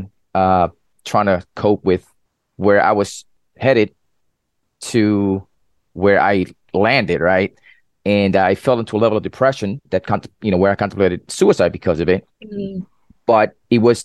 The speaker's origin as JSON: {"language": "English", "town": "New York City", "region": "New York", "country": "United States", "moved": "yes", "lives_now": "Central Florida, United States", "said": "I'm originally from New York City, now residing in Central Florida"}